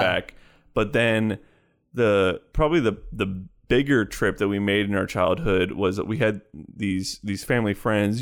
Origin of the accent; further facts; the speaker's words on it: Chicago, Illinois, United States; I grew up in Chicagoland primarily